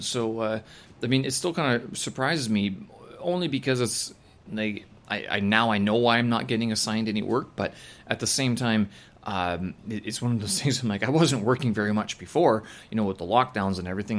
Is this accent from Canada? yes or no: yes; Winnipeg, Manitoba, Canada; moved away; my hometown, back in Winnipeg